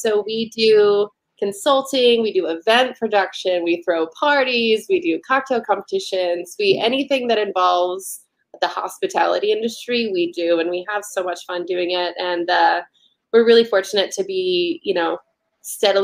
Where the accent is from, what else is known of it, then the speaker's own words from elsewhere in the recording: Nashville, Tennessee, United States; moved away as an adult; now in Chicago, United States; I am originally from Nashville. I've been up in Chicago 5 years this week